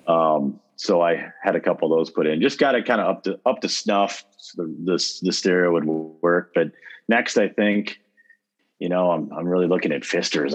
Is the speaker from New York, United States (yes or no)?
no; Winona, Minnesota, United States; moved away; I've got my hometown's Winona. It's a south, it's a southeastern Minnesota town